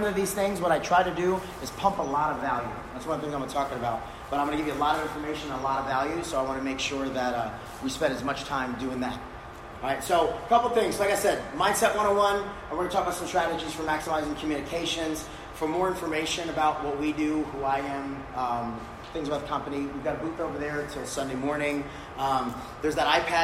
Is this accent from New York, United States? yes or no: yes; New York, United States; moved away as an adult; now in Texas, United States; I grew up in New York, so when I moved to Texas